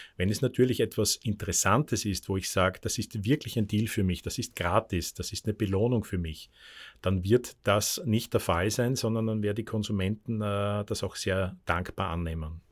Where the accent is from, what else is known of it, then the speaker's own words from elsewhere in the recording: Austria; das muss ich als Österreicher traurigerweise sagen